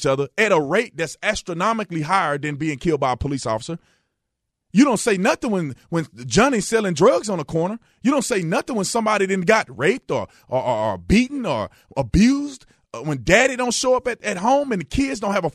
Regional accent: Fort Worth, Texas, United States; I grew up in Fort Worth, Texas, right? I grew up in Fort Worth, not in this particular area, but my whole life I spent in Fort Worth

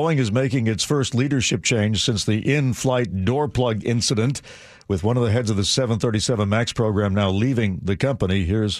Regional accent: New York, United States; now in Seattle, United States; growing up in New York

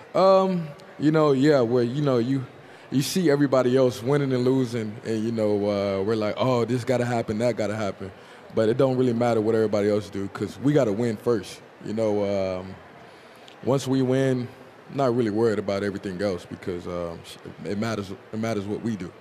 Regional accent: Tulsa, Oklahoma, United States; moved away; Tulsa, we got all four seasons

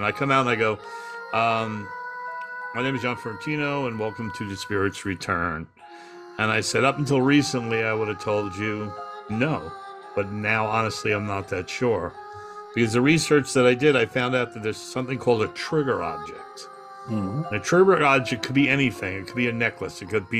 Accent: New York, United States; I had a normal childhood. I grew up on Long Island, played sports, went to Albert Einstein College of Medicine, got a degree in radiology.

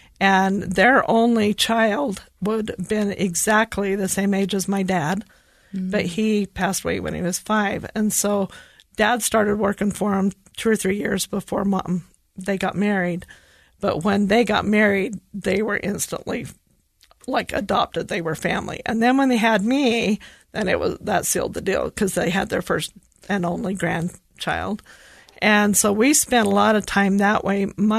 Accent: Hinckley, Utah, United States; So I grew up in Hinckley in Millard County. So it's just west of Delta. You know, most people just say Delta, but I'm proud of Hinckley.

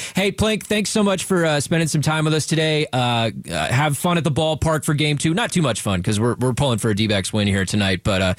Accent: Dallas, Texas, United States; now in Arizona, United States; He and I grew up together watching Rangers games together, and because I grew up in Dallas.

